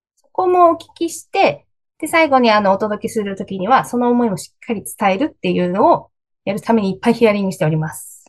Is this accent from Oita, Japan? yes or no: yes; Oita, Japan; now in Tokyo, Japan; 大分出身なんですけど、東京に出てきて